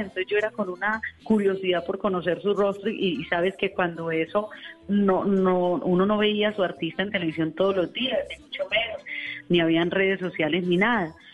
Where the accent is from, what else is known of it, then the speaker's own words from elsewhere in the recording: Colombia; eran ocho horas de mi pueblo a Medellín